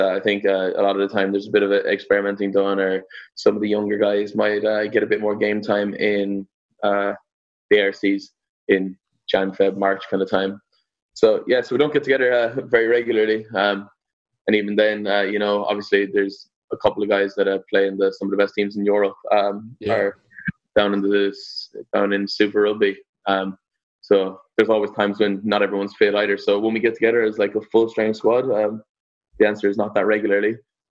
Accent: Ireland; I was born in Ireland, and my mum was born in Canada

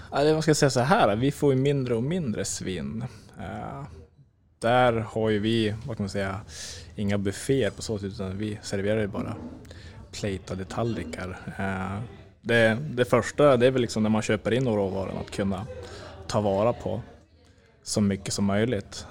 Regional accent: Norrland, Sweden; Vi är norrlänningar

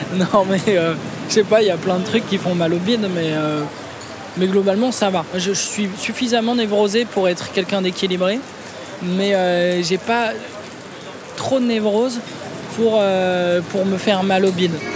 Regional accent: Clamart, Île-de-France, France; also born or lived in Rambouillet; je suis né, euh, je suis né à Clamart

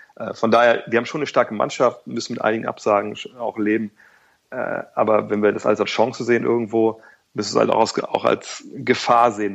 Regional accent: Wolfsburg, Lower Saxony, Germany; moved away; also born or lived in Cologne; Ich komme aus Wolfsburg

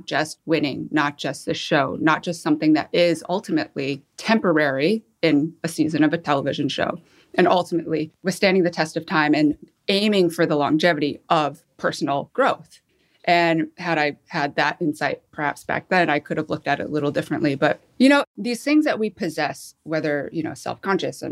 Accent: Michigan, United States; moved away as an adult; also born or lived in Seoul, South Korea; I was adopted, flew to Michigan, met my family, and grew up till I was 18 and lived in Michigan

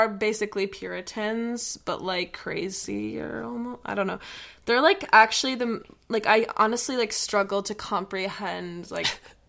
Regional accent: Minnesota, United States; So, I grew up in Minnesota, where I am right now currently, but I'm in New York a lot, too. Mm-hmm. But I grew up in Minnesota in a, like, smallish town, kind of like a touristy town. My dad is from, like, Wisconsin.

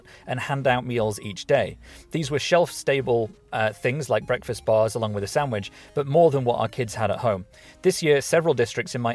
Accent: Derbyshire, East Midlands, United Kingdom; our school where we grew up in Derbyshire

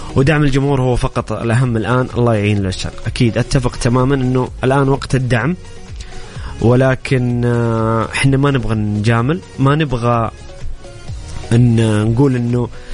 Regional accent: Saudi Arabia; لدينا كسعوديين

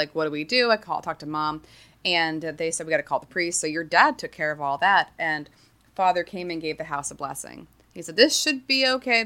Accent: United States; I'm American

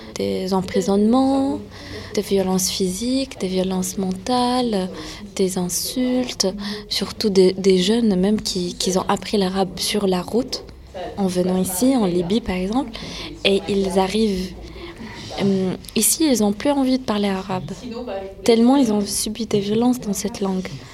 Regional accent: France; vu que mes parents sont nés en Syrie, moi je suis née en France

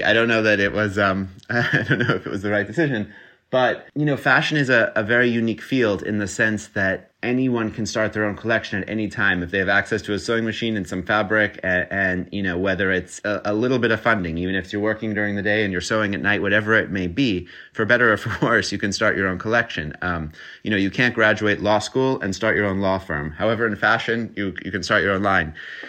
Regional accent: United States; also born or lived in London; now in New York, United States; So I grew up in the States, and I think I knew that ultimately New York would be my home. I knew I wanted to work in fashion, and I knew that I, as an American, would return to America.

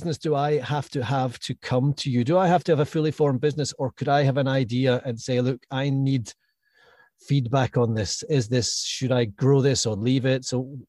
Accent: Scotland, United Kingdom; also born or lived in London / Glasgow; I'm Scottish

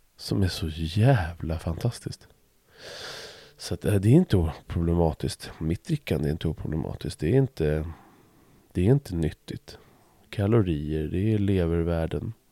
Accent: Stuvsta, Stockholm County, Sweden; när jag växte upp i Stuvsta

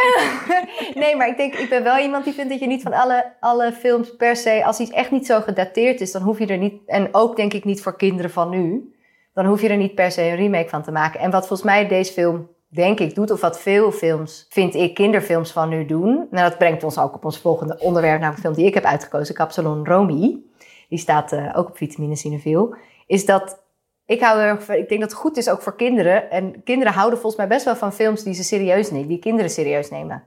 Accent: Netherlands

